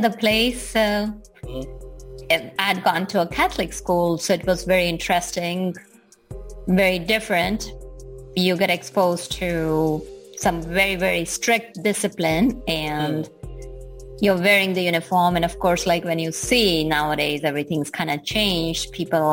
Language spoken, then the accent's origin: English; Gujarat, India; born or raised there; moved away